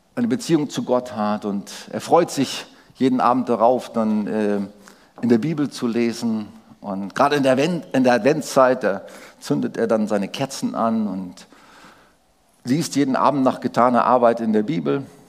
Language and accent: German; Germany; als, als Deutsche